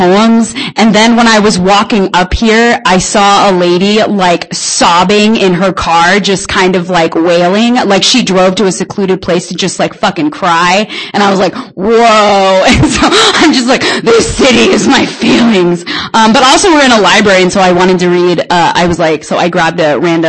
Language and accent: English; Spokane, Washington, United States; I'm from Spokane. I run a little shindig called Broken Mic